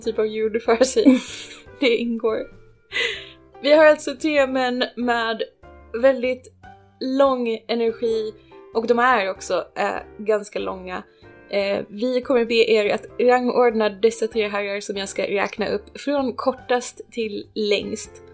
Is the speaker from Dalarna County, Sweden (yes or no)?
no; Ronneby, Blekinge, Sweden; moved away; jag kommer från Ronneby